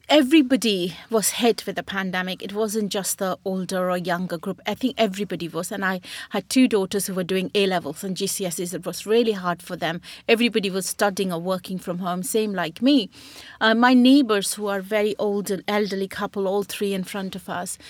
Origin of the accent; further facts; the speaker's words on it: Burnpur, West Bengal, India; moved away as an adult; now in United Kingdom; I was born in West Bengal in Burnpur